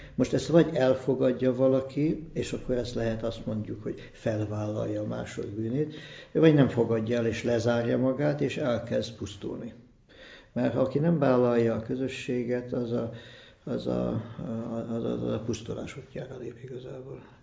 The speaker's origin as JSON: {"language": "Hungarian", "region": "Budapest", "country": "Hungary", "tie": "born or raised there", "said": "én itt születtem"}